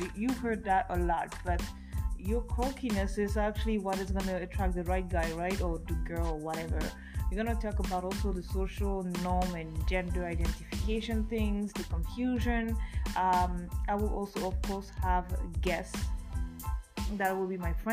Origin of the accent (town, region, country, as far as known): France; born or raised there; English is a second language; moved away as an adult; also born or lived in Africa; now in Edmonton, Canada